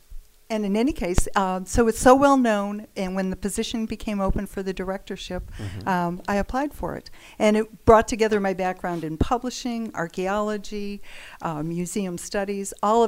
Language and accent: English; Cleveland, Ohio, United States; also born or lived in Chicago / Tucson, Arizona; now in Dragoon, Arizona, United States; Originally from Ohio.